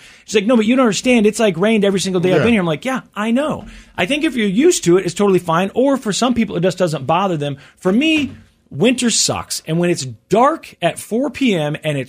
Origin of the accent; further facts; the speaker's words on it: Kansas City, Missouri, United States; also born or lived in Seattle; where I grew up here in Kansas City.